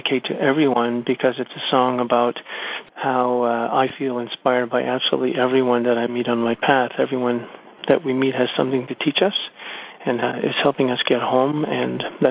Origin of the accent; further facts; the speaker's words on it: Montreal, Quebec, Canada; first language English; moved away as an adult; now in Vancouver, Canada; I grew up in Montreal